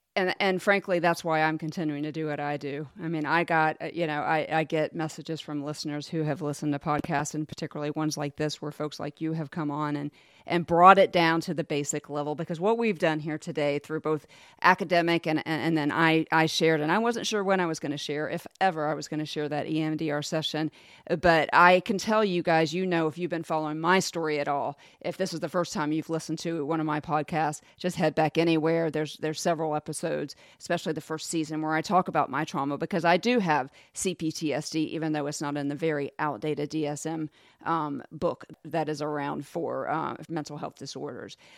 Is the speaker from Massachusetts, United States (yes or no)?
no; Jacksonville, Florida, United States; I grew up in Jacksonville